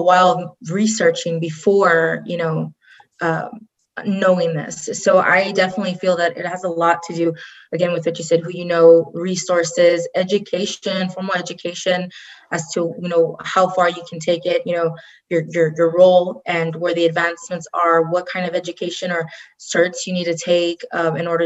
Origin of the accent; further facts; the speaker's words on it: Rio Grande Valley, south Texas, United States; now in Austin, United States; I currently in Austin, Texas. I'm originally from the Rio Grande Valley, very south Texas.